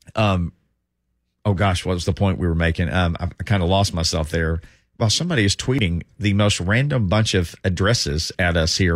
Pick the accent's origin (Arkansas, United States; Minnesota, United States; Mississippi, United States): Arkansas, United States; moved away; I'm from Arkansas, so I know a lot of people from Arkansas being from there